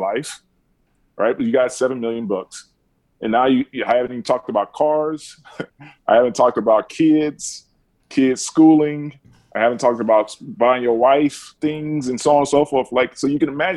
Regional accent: Alabama, United States; I grew up in Keldon, Alabama

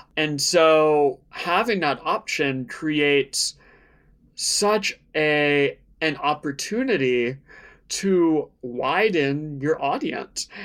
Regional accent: Outer Banks of North Carolina, United States; I grew up in the Outer Banks of North Carolina, a very small beach town near Virginia

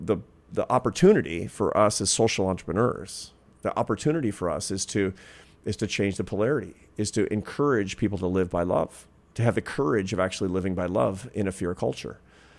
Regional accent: Pacific Northwest, United States; So when I was a kid, for example, growing up in the Pacific Northwest, in the 1970s, there was deep fear of serial killers, cults.

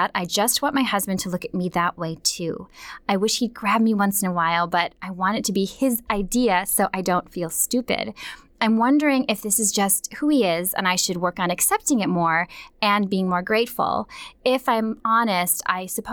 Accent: Minnesota, United States; Growing up in Minnesota

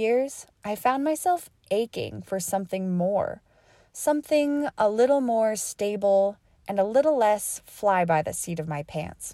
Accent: Utah, United States; moved away; also born or lived in Alaska; I grew up in Utah, spending my time running wild in the vast and rugged Wasatch Mountains

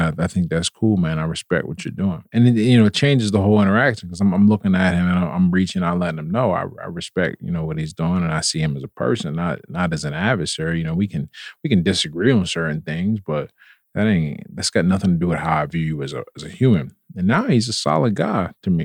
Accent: Pittsburgh, Pennsylvania, United States; I was born and raised in Pittsburgh

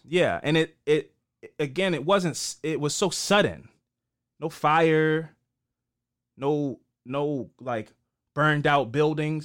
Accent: Baltimore, Maryland, United States; I'm from East Baltimore, so I don't have any family in those parts

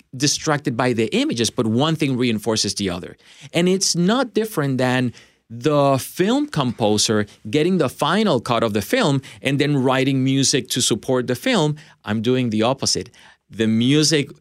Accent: Puerto Rico; also born or lived in Michigan, United States / Chicago, United States; now in Nashville, United States; Originally from Puerto Rico. And then I moved to the States, Michigan, Chicago.

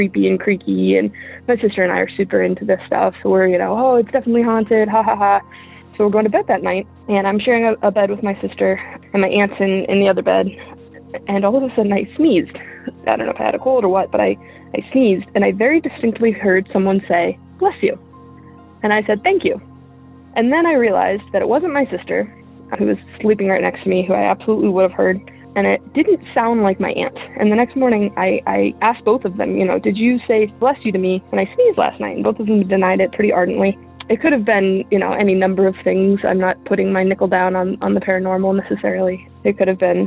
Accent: Ohio, United States; moved away; I'm from Ohio originally

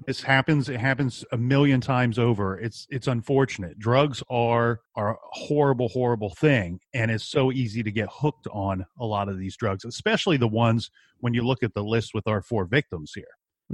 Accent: Columbus, Ohio, United States; I'm from Columbus, Ohio.

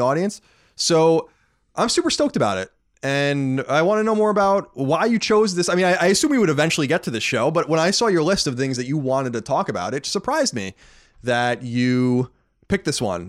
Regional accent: Long Island, New York, United States; also born or lived in Boston; now in Los Angeles, United States; born and raised on Long Island

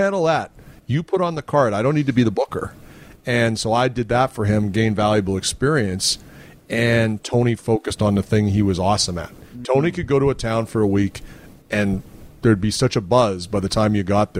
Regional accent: Winnipeg, Manitoba, Canada; I'm from Winnipeg.

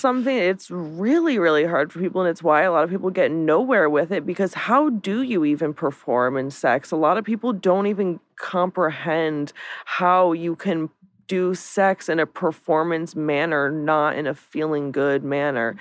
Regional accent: Lancaster, Pennsylvania, United States; now in Los Angeles, United States; I am from Lancaster, Pennsylvania, which is the Amish capital of the world

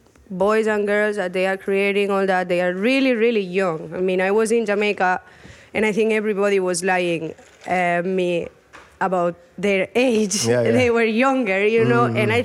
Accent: Barcelona, Catalonia, Spain; I didn't grow up in Kingston or in Jamaica. I grew up in Barcelona and I'm from Spain, where we have like a lot of reggaeton culture and a lot of Latin music culture.

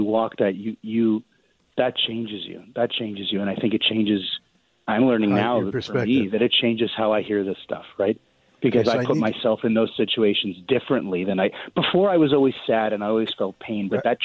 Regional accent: Winnipeg, Manitoba, Canada; also born or lived in Halifax; I'm from Winnipeg. With the exception of 3 years that I lived in Halifax, I've lived in Winnipeg my whole life. So I grew up here

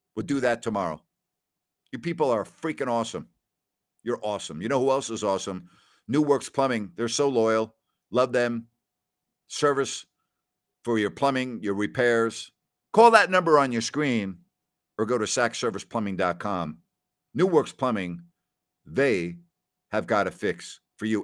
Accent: New York, United States; moved away as an adult; also born or lived in Northwest Ohio / Decatur, Illinois; now in California, United States; I grew up in a cold environment in the wintertime in New York, and then I went to college in Northwest Ohio

